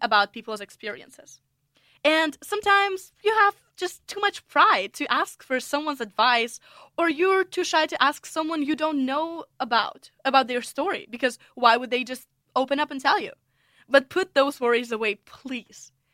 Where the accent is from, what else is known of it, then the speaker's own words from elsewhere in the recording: Russia; English is a second language; moved away as an adult; also born or lived in United States; now in St Andrews, United Kingdom; I'm originally from Russia.